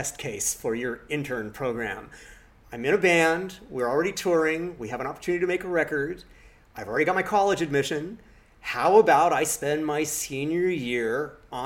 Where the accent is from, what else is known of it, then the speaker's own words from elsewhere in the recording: Los Angeles, California, United States; I grew up in Laurel Canyon, and so I actually grew up hearing … sing in the canyon